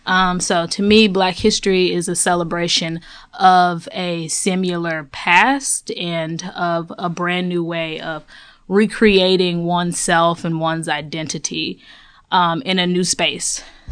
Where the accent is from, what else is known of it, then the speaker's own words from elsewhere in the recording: Houston, Texas, United States; also born or lived in Chicago Heights, Illinois; So I was born in Chicago, Illinois, Chicago Heights to be specific, up in Cook County. And I was raised in Houston, Texas. So I'm a Southern Belle, but I'm also Chicago.